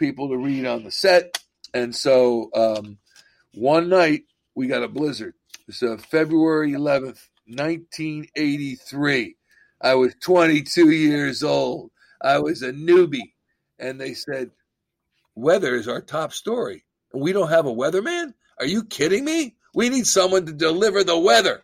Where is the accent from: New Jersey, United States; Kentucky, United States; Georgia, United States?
New Jersey, United States; Central; moved away as an adult; also born or lived in Boston / Philadelphia area; I'm from Central New Jersey